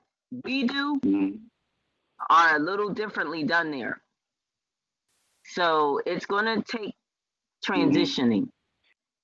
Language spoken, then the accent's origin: English; United States; I was born here in America